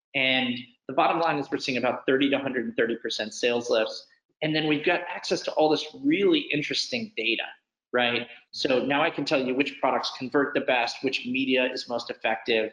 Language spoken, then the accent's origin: English; New York City, New York, United States; I'm a New Yorker, which I think has always played in. I actually live in, I grew up in the, the house where uh, I Am Legend was filmed uh, right on Washington Square Park